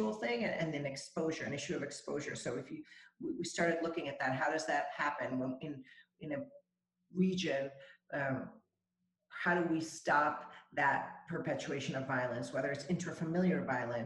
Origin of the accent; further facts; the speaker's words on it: El Salvador; I'm from El Salvador originally